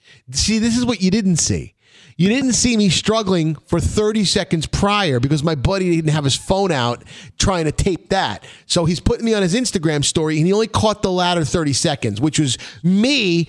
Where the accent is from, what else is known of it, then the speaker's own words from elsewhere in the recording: New York City, New York, United States; you know that we're both from Brooklyn, born